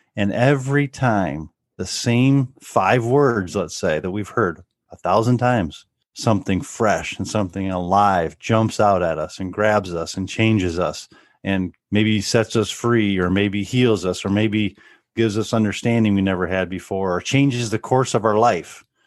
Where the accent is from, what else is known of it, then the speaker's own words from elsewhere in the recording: Northwest Ohio, United States; We grew up here in Northwest Ohio